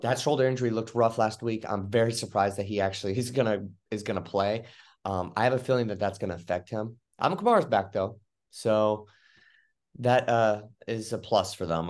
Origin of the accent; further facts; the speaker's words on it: Tampa, Florida, United States; my hometown team, the team I rooted for growing up